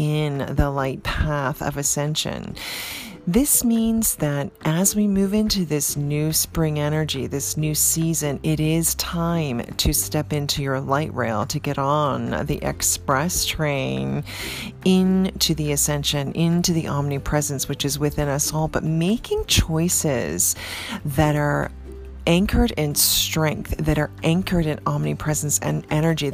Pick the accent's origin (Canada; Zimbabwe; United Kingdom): Canada; now in New York, United States; Growing up in Canada